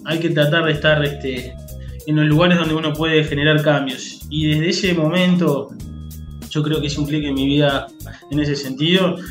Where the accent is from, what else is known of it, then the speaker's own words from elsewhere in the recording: Montevideo, Uruguay; also born or lived in New Zealand / Colonia, Uruguay; yo soy de Montevideo, me fui a vivir a Nueva Zelanda